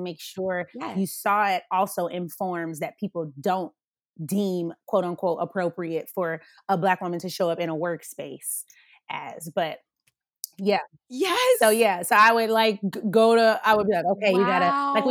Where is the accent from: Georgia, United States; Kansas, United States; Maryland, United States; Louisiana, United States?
Georgia, United States; Atlanta; also born or lived in Colorado; growing up in Atlanta